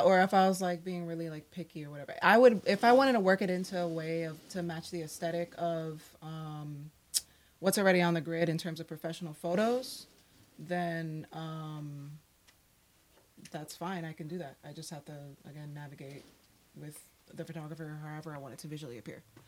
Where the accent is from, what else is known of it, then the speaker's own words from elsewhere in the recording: New York City, New York, United States; also born or lived in Miami, Florida; I was born in Brooklyn, raised between Brooklyn, New York, and Miami, Florida